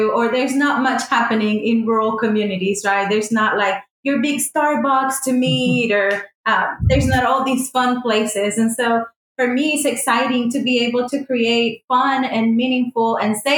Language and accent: English; Puerto Rico; moved away as an adult; now in North Carolina, United States; I was born in Puerto Rico and I attended a rural church there for 22 years